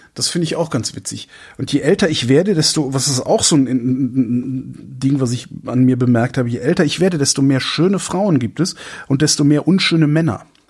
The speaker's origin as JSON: {"language": "German", "town": "Cologne", "region": "North Rhine-Westphalia", "country": "Germany", "moved": "as an adult", "lives_now": "Berlin, Germany", "said": "als Kölner bin ich's gewohnt"}